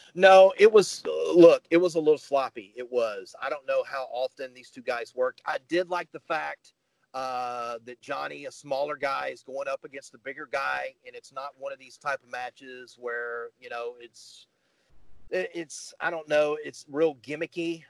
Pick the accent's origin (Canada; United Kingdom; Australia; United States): United States; the South; I grew up here in the South